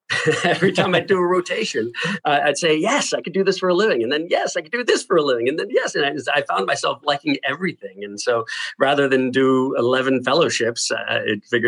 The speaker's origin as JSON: {"language": "English", "town": "Pittsburgh", "region": "Pennsylvania", "country": "United States", "also_born_or_lived": "Michigan", "moved": "as an adult", "said": "I'm originally from Pittsburgh, Pennsylvania."}